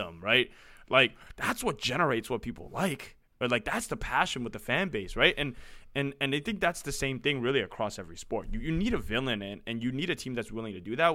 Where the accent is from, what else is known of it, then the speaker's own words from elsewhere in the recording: San Francisco, California, United States; I grew up in San Francisco, um, born and raised here